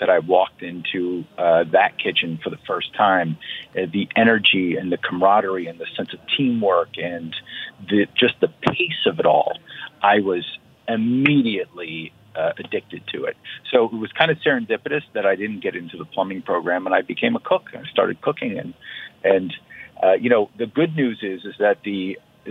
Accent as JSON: {"language": "English", "town": "Waterbury", "region": "Connecticut", "country": "United States", "tie": "born or raised there", "said": "I grew up in Waterbury, Connecticut, and I went to a vocational school for high school"}